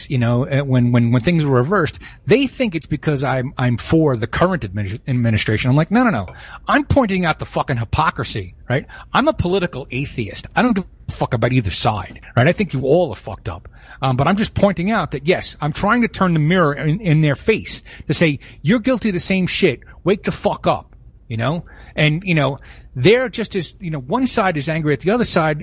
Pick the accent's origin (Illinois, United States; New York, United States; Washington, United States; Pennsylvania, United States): New York, United States; New York City; growing up in Brooklyn in a very mixed neighborhood